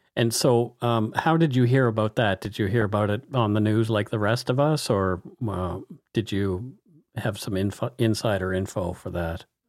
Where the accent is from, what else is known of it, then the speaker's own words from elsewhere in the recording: Canada; We are ordinary Canadian schmucks